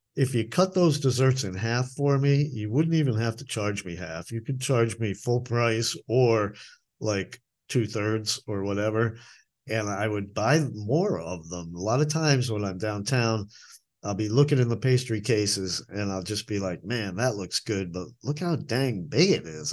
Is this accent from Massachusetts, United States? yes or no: yes; Boston, Massachusetts, United States; moved away; I'm from Boston